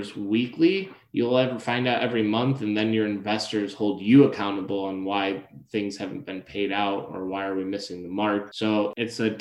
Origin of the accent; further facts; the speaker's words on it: Detroit, Michigan, United States; Detroit, my hometown.